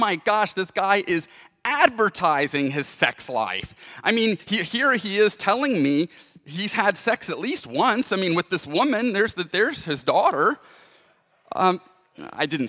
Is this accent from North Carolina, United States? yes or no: no; Houston, Texas, United States; my hometown of Houston